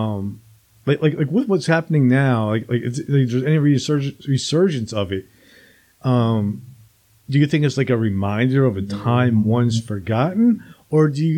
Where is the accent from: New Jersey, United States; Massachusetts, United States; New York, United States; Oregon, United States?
New Jersey, United States; When I was a kid, I grew up in New Jersey